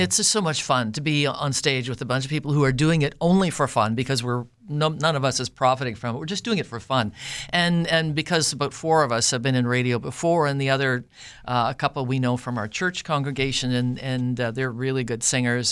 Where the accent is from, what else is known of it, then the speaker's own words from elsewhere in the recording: Winkler, Manitoba, Canada; also born or lived in Altona, Manitoba; I was born in Altona, grew up in the Winkler area, went to high school here.